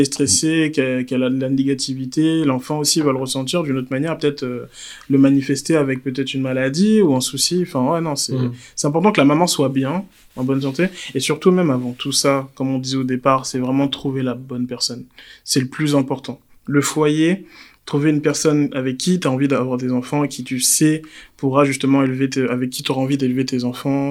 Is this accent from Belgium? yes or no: no; Côte d’Ivoire; en tant qu'Ivoirien